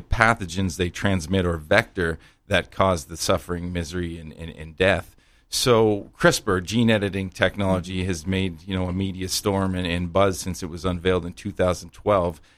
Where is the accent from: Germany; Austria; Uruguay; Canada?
Canada; I'm a small town Canadian boy